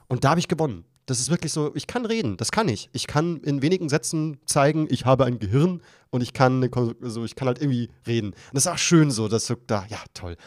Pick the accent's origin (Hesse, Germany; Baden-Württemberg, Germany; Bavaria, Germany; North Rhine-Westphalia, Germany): Bavaria, Germany; ich als Bayer